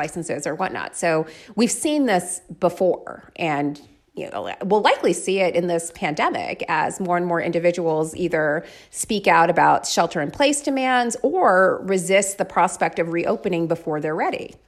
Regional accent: Florida, United States; I grew up in Florida

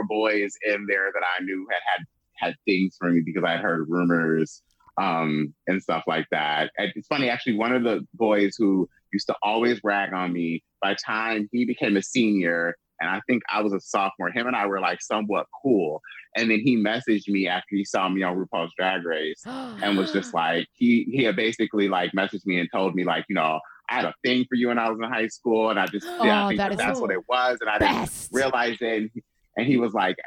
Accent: Lansing, Michigan, United States; I'm from Lansing, Michigan. I'm from a small, like, town. This Lansing, Michigan cornfield. I live right up the street. My childhood home is right up the street from a cemetery

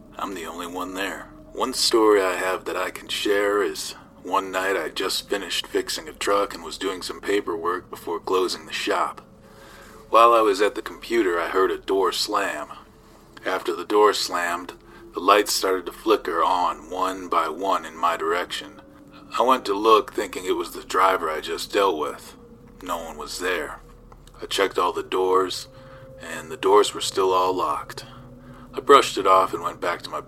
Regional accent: South Tucson, Arizona, United States; I'm from South Tucson, Arizona

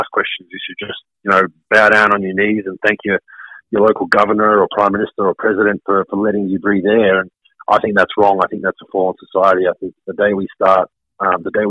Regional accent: Melbourne, Victoria, Australia; My hometown of Melbourne, Australia

